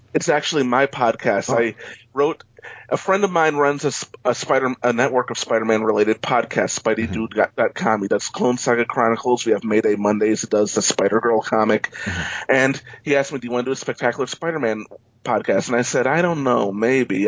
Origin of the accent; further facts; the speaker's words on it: New York, United States; moved away as an adult; also born or lived in Los Angeles; I'm originally from New York, and I'm back in New York